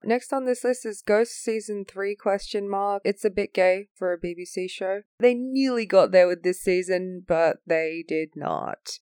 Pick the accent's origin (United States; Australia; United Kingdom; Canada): Australia; as an Australian